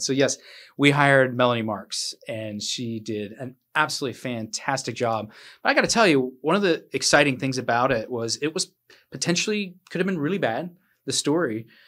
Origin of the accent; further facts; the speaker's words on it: Midwest, United States; now in Bluffton, United States; I'm from the Midwest